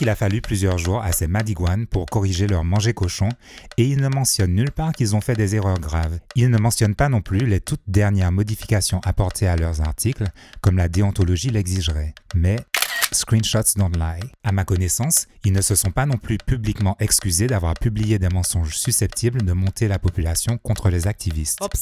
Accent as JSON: {"language": "French", "country": "Martinique", "said": "ça n'est certainement pas en tant que béquet, c'est en tant que martiniquais."}